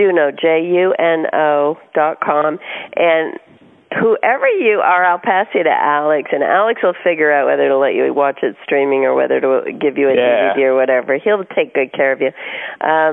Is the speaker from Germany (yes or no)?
no; Canada; now in California, United States; I'm Canadian originally, but living in California